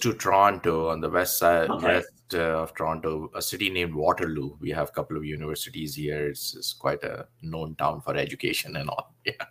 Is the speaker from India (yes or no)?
yes; India; English is a second language; now in Canada; I was born in India, and born in a family where the environment was quite spiritual, not so religious, but spiritual environment.